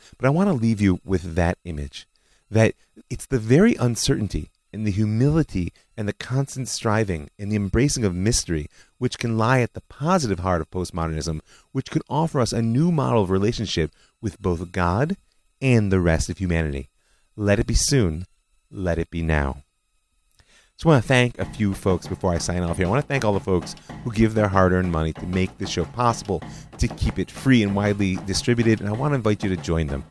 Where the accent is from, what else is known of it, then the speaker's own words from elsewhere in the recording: Israel; my home country, Israel.